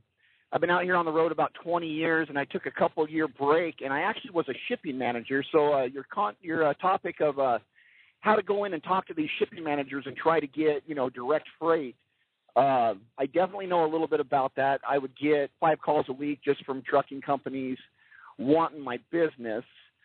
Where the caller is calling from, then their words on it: California, United States; I'm cruising through the California desert right now.